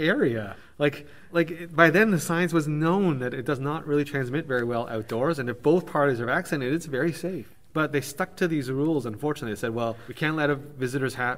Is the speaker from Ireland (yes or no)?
no; Canada; coming from Canada